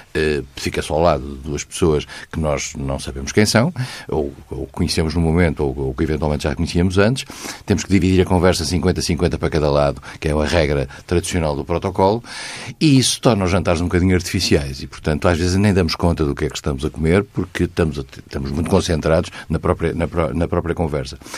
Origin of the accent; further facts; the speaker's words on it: Vila Real, Norte, Portugal; moved away; also born or lived in Lisbon; sou de Vila Real e vivi em Lisboa